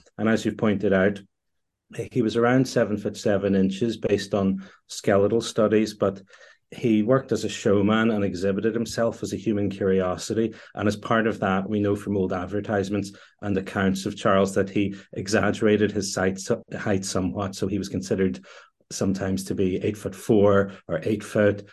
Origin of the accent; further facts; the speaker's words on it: Northern Ireland, United Kingdom; I am Northern Irish.